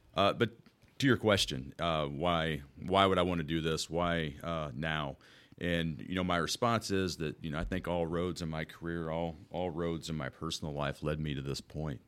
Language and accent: English; Wood River, United States; born and raised in Woodruff, I mean, quite literally, I was, I was born at Woodruff Hospital